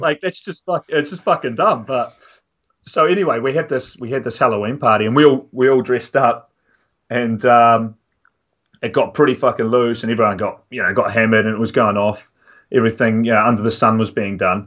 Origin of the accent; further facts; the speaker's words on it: Dunedin, Otago, New Zealand; I'm from Dunedin in the South Island